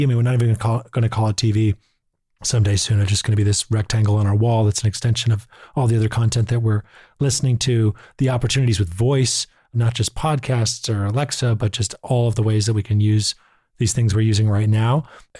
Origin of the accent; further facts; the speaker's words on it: Boston, Massachusetts, United States; I'm from Boston